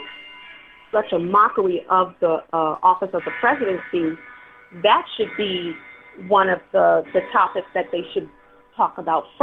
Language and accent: English; Chicago, Illinois, United States; from Chicago